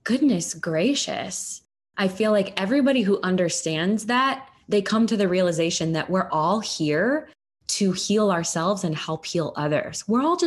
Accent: United States; as an American

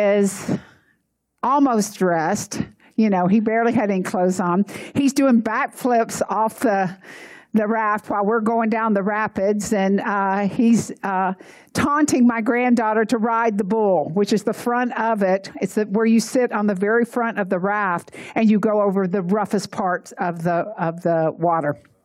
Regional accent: Atlanta, Georgia, United States; I grew up in Atlanta, and we had the Chattahoochee River.

